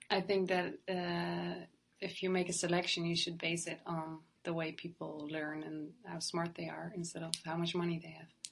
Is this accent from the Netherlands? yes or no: yes; southern Netherlands, Netherlands; moved away as an adult; now in Amsterdam, Netherlands; I'm from the Netherlands, uh, south of the Netherlands, but I study in Amsterdam